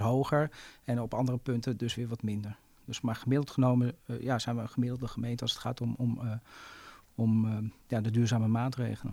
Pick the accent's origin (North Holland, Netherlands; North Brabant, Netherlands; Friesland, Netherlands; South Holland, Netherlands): North Holland, Netherlands; Zaanstad; ik ben ook inwoner van Zaanstad